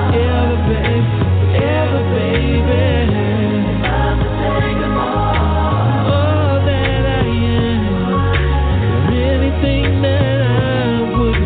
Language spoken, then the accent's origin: English; Rochester, New York, United States; when I grew up in Rochester, New York, I was always listening to WDKX